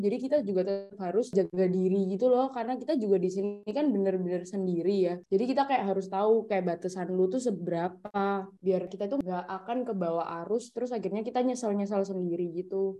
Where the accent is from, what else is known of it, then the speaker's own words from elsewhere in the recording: Surabaya, East Java, Indonesia; accent: medok; moved away as an adult; now in Depok, Indonesia; gue selalu kayak di Surabaya